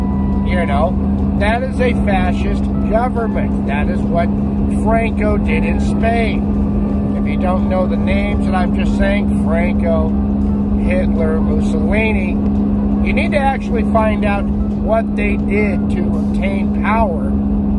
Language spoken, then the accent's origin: English; United States; As an American